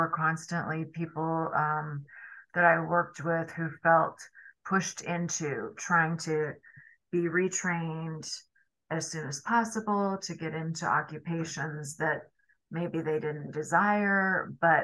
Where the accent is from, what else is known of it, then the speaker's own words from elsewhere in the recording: California, United States; now in New York City, United States; I grew up in California